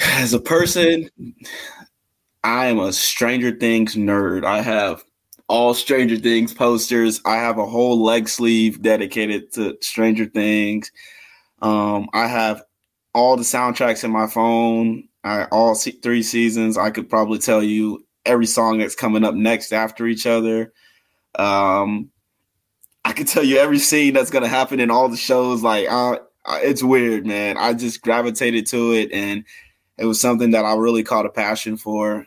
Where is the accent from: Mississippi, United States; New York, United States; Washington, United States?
Mississippi, United States; now in Lawrence, United States; I'm from Mississippi, so I didn't have much when I moved to Kansas